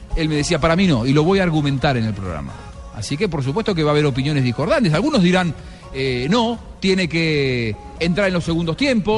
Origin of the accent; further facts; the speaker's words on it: Castelar, Buenos Aires Province, Argentina; moved away; yo era eh, un chico de Castelar viendo en Buenos Aires